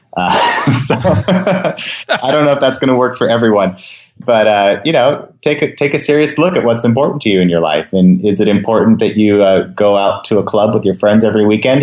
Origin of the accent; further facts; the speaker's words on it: West Coast, United States; I've been to Hawaii many times growing up on the West Coast